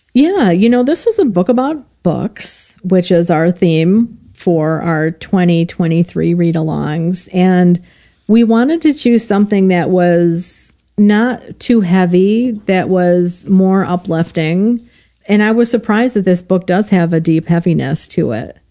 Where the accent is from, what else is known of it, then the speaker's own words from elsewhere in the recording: Illinois, United States; moved away; I'm from Illinois originally